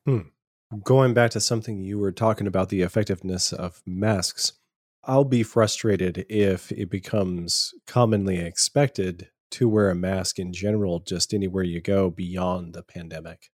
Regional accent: Powder Springs, Georgia, United States; born or raised there; also born or lived in Virginia

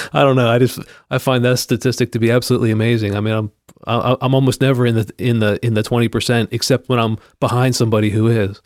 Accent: Pennsylvania, United States; moved away; I grew up in Pennsylvania

